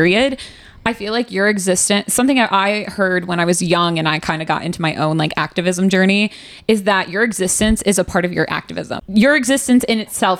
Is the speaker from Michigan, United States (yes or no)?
yes; Grand Rapids, Michigan, United States; I grew up in Grand Rapids, Michigan